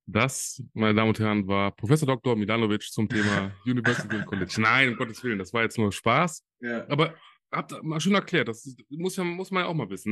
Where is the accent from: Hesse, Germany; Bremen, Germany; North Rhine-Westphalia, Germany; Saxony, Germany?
North Rhine-Westphalia, Germany; Solingen; in Deutschland, in meiner Heimat. Äh, ich komme ja aus Solingen